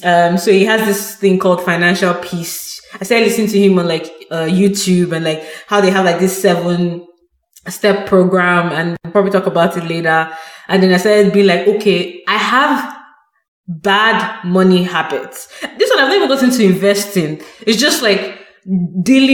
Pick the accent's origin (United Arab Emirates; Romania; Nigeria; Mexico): Nigeria; moved away as an adult; now in Canada; I come from Nigeria where I was brought up